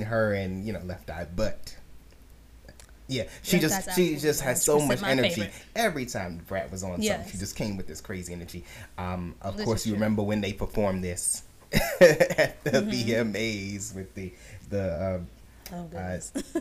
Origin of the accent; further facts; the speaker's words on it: New York, United States; as a New Yorker